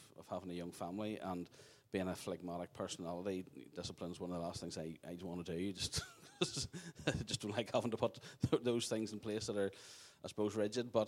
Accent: Craigavon, Northern Ireland, United Kingdom; I grew up in Craigavon, middle of Craigavon, went to Craigavon Presbyterian, grew up there.

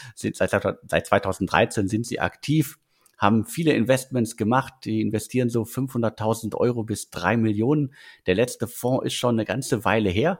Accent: North Rhine-Westphalia, Germany; Ich bin in NRW geboren und dementsprechend äh, schlägt mein Herz da auf jeden Fall äh, für das Ruhrgebiet

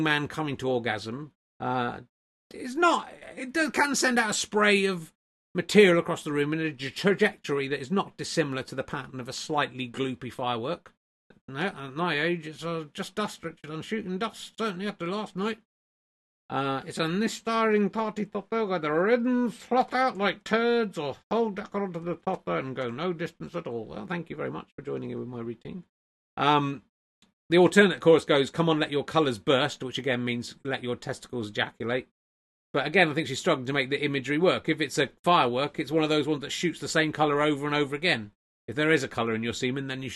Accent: the Southwest, South West England, United Kingdom; when I was growing up in the Southwest

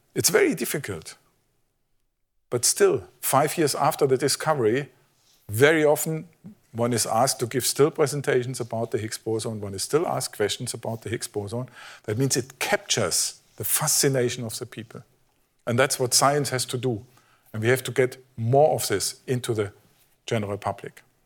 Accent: Germany; I'm from Germany

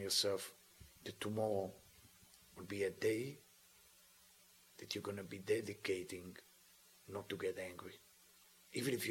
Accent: Israel; I'm from Israel.

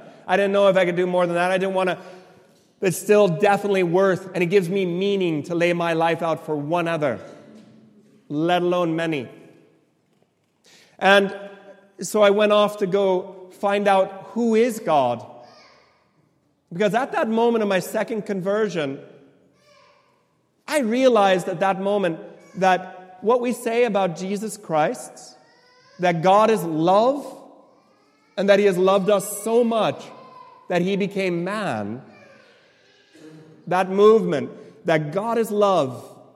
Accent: right next to San Francisco, in the Silicon Valley, California, United States; I was born and raised in California

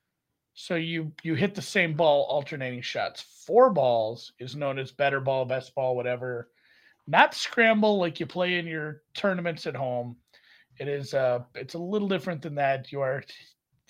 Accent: United States; I'm an American

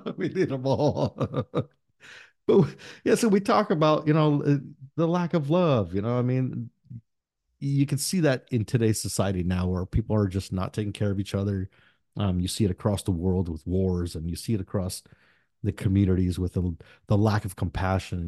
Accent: United States; English is a second language; I was born here in the United States, first gen

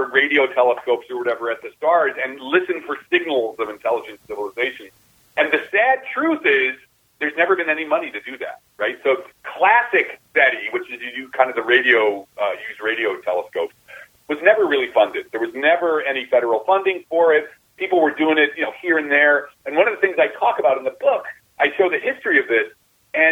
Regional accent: New Jersey, United States; I'm from Jersey. I'm from the New Jersey, right across from New York.

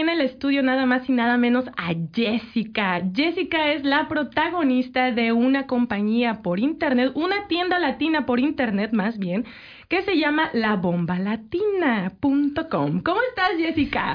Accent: Mexico; now in Canada; yo que soy de México

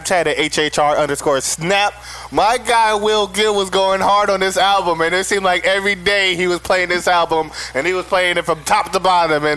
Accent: West Coast, United States; we're from the West Coast

